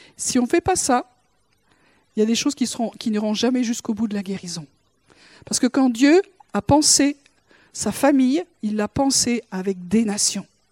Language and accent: French; Toulouse, Occitania, France; je suis née à Toulouse